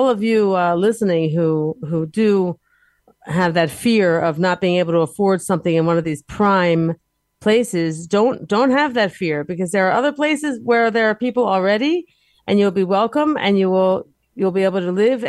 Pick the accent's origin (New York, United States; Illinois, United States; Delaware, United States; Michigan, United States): Delaware, United States; now in Be'er Sheva, Israel; when I grew up in Delaware